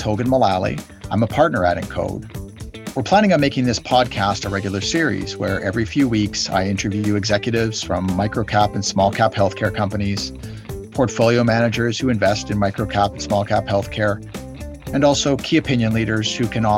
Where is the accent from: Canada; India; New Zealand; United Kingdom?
Canada; I'm a Canadian